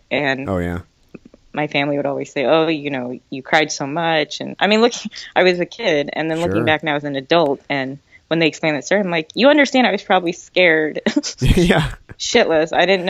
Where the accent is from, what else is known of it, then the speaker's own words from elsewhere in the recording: Seoul, South Korea; born there; I was born in Seoul.